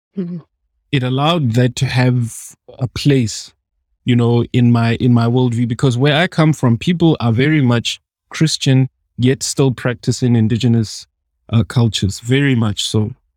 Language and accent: English; South Africa; as a South African